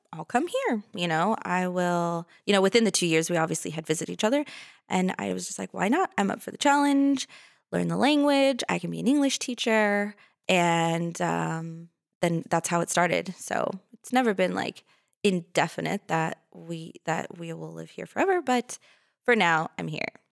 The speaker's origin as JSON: {"language": "English", "town": "Los Angeles", "region": "California", "country": "United States", "said": "I come from California, from Los Angeles"}